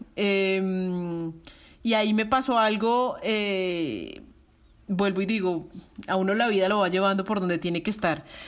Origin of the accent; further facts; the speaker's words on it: Bogotá, Colombia; moved away as an adult; also born or lived in Belgium / Barcelona, Spain; now in Medellín, Colombia; Yo soy más rola que la jaco